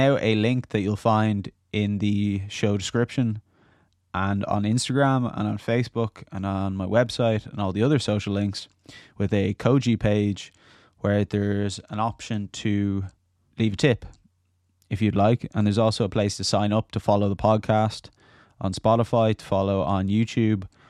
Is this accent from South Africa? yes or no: no; Dublin, Leinster, Ireland; young lads growing up in Dublin, being creative, a bit wild